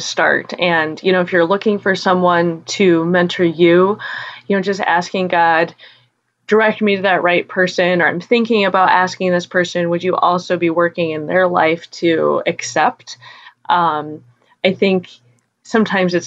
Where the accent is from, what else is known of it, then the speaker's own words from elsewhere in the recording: Wyoming, United States; I grew up in Wyoming where churches are small